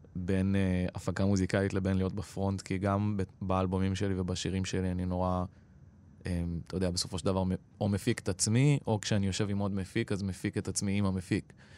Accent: Israel; first language Persian; Hebrew is a second language; אימא שלי הייתה בת עשרים ושתיים כשהיא עלתה, כשהיא הייתה בת עשרים ושלוש אני נולדתי

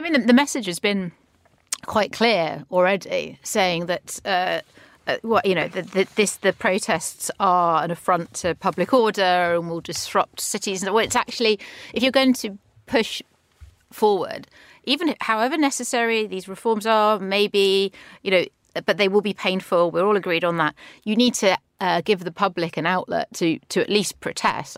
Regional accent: London, United Kingdom; as a Londoner

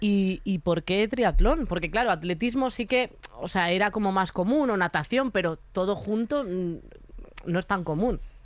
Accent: A Coruña, Galicia, Spain; yo, que soy de Coruña

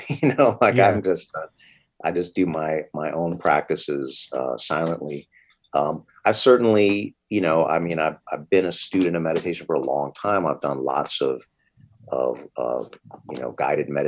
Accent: East Coast, United States; moved away; I'm from the East Coast myself.

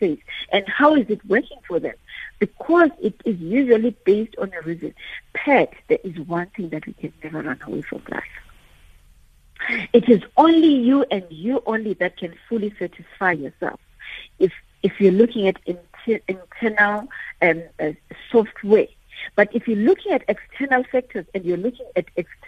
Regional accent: Eastern Cape, South Africa; I'm from the Eastern Cape

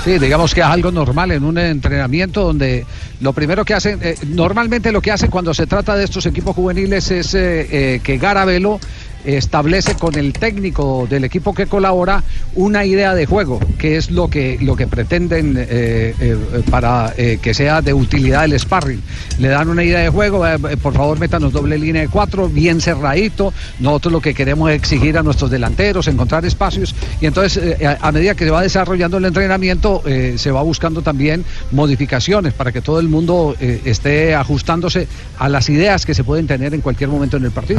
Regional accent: Colombia

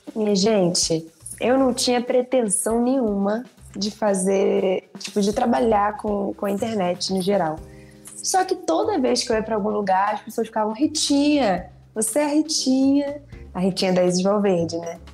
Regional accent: Nilópolis, Rio de Janeiro, Brazil; eu sou de Lópolis, né? Então eu torcia para Beija-Flor.

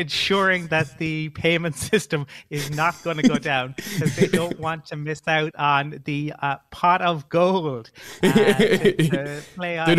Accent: Ireland; from all Irish people. We're known from Cead Míle Fáilte, to give you a little bit more Irish.

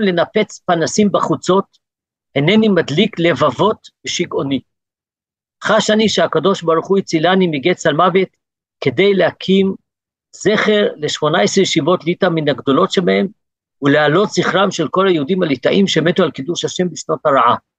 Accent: South Africa; now in Gush Etzion, Israel; נולדתי בדרום אפריקה, עליתי לארץ

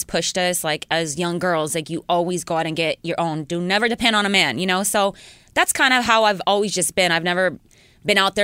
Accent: Los Angeles, California, United States; I'm from L.A. I'm born and raised in L.A.

